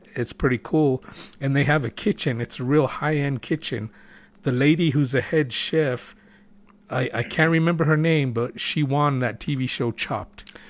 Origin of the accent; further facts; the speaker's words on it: Gallup, New Mexico, United States; moved away; we were growing up in Gallup